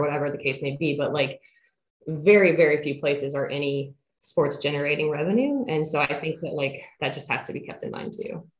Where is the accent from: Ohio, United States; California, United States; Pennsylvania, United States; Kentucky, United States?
Kentucky, United States; Central; moved away as an adult; now in Williamsburg, United States; I am originally from Central Kentucky.